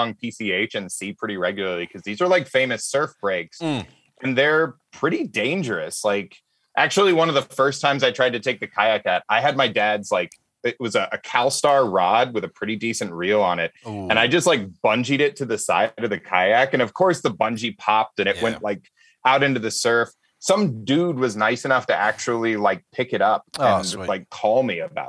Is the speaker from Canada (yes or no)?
no; Alabama, United States; moved away as an adult; now in Los Angeles, United States; I grew up hunting and fishing on a farm in Alabama.